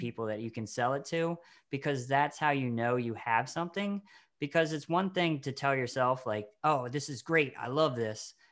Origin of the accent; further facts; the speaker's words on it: Maryland, United States; the Maryland Film Festival, the local one we have